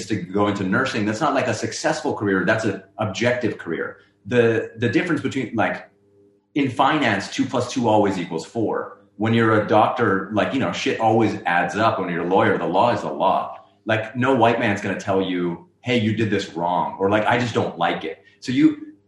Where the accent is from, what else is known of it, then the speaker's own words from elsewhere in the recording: Lahore, Punjab, Pakistan; moved away as an adult; now in United States; I am from Lahore, Pakistan